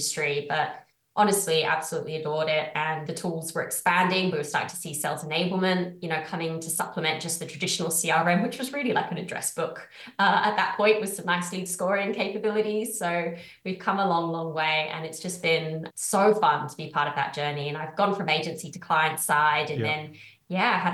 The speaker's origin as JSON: {"language": "English", "country": "United Kingdom", "also_born_or_lived": "Australia", "moved": "as an adult", "said": "I'm from the UK. Sometimes my accent confuses people"}